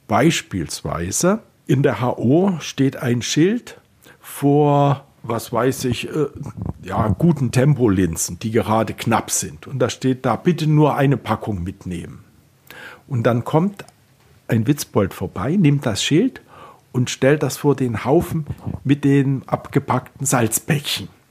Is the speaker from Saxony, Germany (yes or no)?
yes; Klingenthal, Saxony, Germany; now in Berlin, Germany; in meiner Heimatstadt Klingenthal